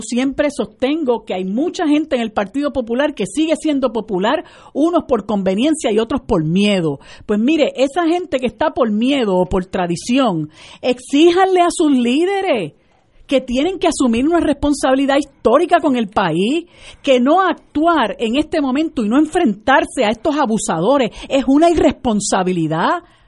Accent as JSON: {"language": "Spanish", "country": "Puerto Rico", "said": "nosotros somos todos puertorriqueños y este es el único país que tenemos"}